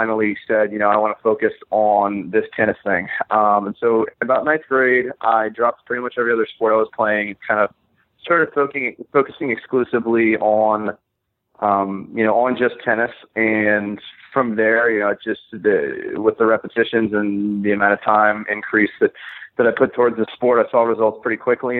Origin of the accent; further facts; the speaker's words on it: Virginia Beach, Virginia, United States; I grew up in Virginia Beach, Virginia, which is actually where I am back now